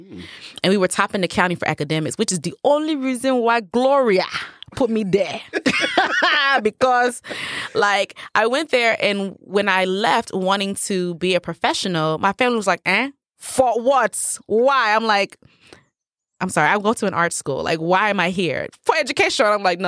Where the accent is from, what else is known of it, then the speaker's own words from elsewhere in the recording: United States; I am Nigerian American.